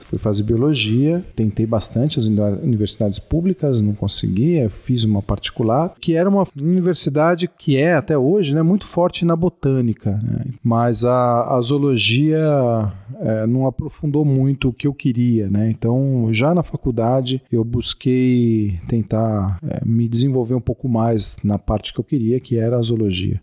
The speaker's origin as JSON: {"language": "Portuguese", "region": "São Paulo", "country": "Brazil", "tie": "born or raised there", "also_born_or_lived": "Florida", "moved": "as an adult", "said": "sou biólogo, de São Paulo, paulistano da gema"}